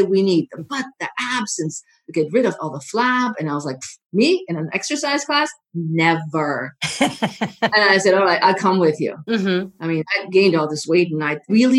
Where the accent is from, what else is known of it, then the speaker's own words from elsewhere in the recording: Germany; now in United States; I am originally from Germany